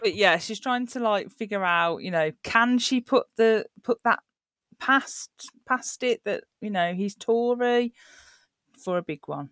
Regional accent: Birmingham, West Midlands, United Kingdom; accent: Brummie; my accent goes on, on Birmingham, so I'm a Brummie, is what I'm classed as

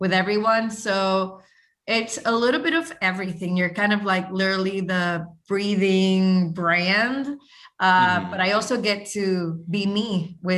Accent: Puerto Rico; I'm from Puerto Rico

